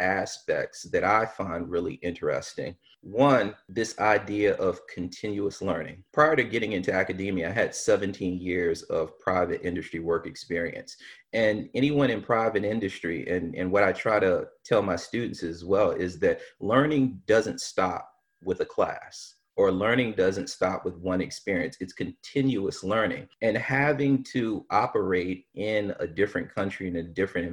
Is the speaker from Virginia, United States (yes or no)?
yes; Virginia Beach, Virginia, United States; I'm originally from Virginia Beach, Virginia.